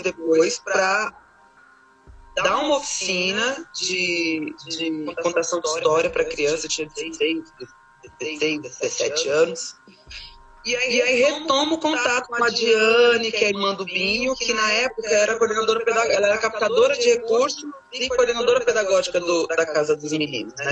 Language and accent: Portuguese; São Paulo, Brazil; also born or lived in Piauí; Cheguei aqui em São Paulo com seis anos, né? Do Piauí, eu sou piauiense